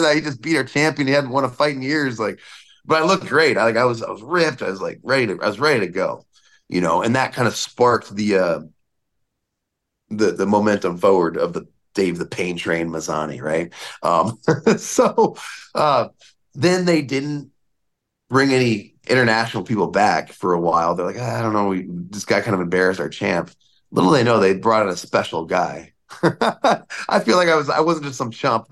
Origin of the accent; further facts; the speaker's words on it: United States; also born or lived in Alaska; now in Las Vegas, United States; being an American